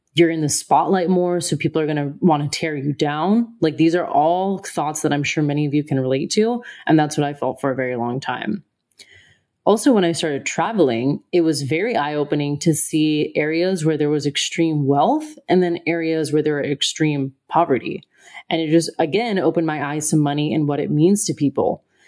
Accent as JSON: {"language": "English", "country": "United States", "moved": "yes", "said": "I'm from America."}